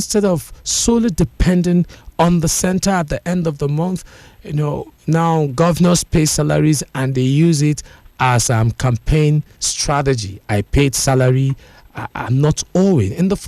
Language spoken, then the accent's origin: English; Nigeria; being a Nigerian, now we'll be having this discussion together this morning.